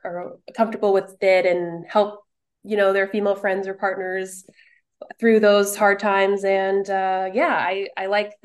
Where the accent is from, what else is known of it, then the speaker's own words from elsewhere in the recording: Winnipeg, Manitoba, Canada; moved away as an adult; now in Toronto, Canada; I'm actually from Winnipeg